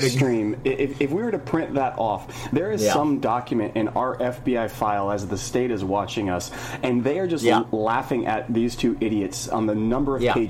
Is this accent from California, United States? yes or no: yes; California, United States; now in Oregon, United States; I'm originally from California and moved up to Oregon.